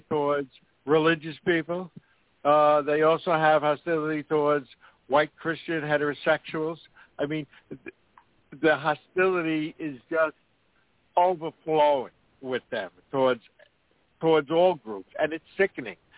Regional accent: New York, United States; where I'm from New York

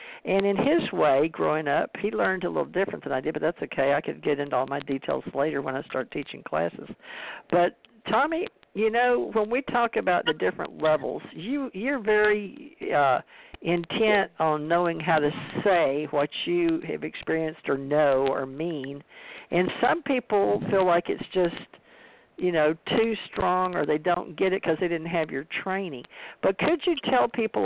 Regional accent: United States; I was born in America, and white Anglo-Saxon Protestant

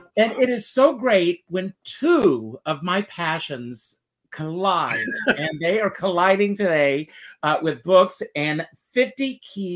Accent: South Carolina, United States; moved away; also born or lived in New York; I grew up in South Carolina

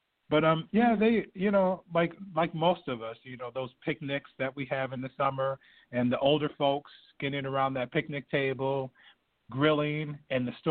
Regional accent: Binghamton, New York, United States; I'm from upstate New York

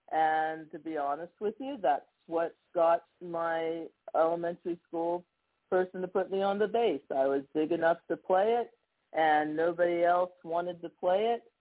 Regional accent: Somerset, Pennsylvania, United States; it's a wonderful music department in Morgantown, West Virginia, not far from my hometown of Somerset, Pennsylvania.

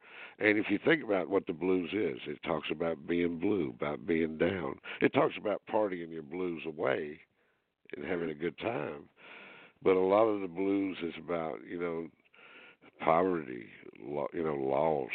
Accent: Greenville, South Carolina, United States; I grew up in South Carolina, Greenville, South Carolina

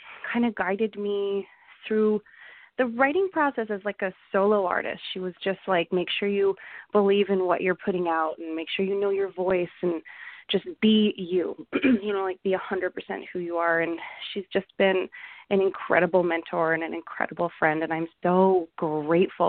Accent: Calgary, Alberta, Canada; growing up in Calgary, country music was a huge part of my life

